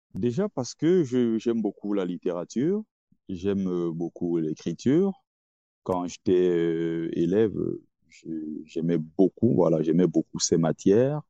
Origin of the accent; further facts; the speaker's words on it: Cameroon; moved away; also born or lived in Nkongsamba / Tonga; je suis camerounais